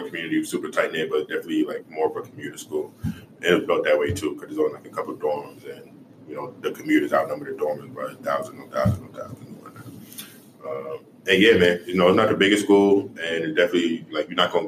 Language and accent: English; New York City, New York, United States; now in Kansas City, United States; I grew up in Far Rockaway